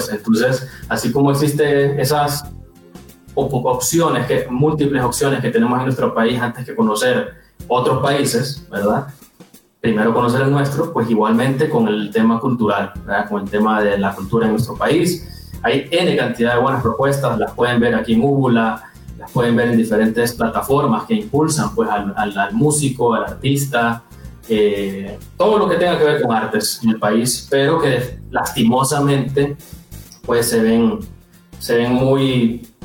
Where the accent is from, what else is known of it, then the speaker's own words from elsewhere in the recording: Valle de Ángeles, Francisco Morazán, Honduras; born there; Bueno, yo nací en Valle de Ángeles